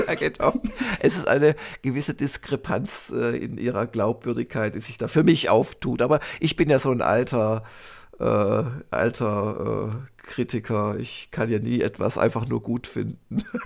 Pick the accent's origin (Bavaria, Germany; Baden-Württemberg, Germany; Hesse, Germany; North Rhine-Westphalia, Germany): Baden-Württemberg, Germany; Gymnasium äh, aus, also aus, aus Baden-Württemberg, war das so ein Programmpunkt in der 9. Klasse